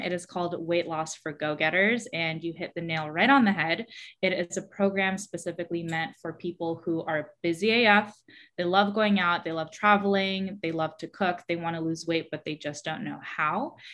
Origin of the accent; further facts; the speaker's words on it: San Francisco, California, United States; moved away as an adult; also born or lived in New York; I was born and raised in San Francisco